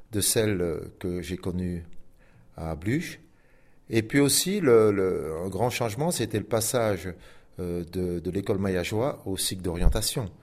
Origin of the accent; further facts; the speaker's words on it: Belgium; now in Switzerland; Ben, quand j'ai quitté la Belgique pour venir, pour venir en Suisse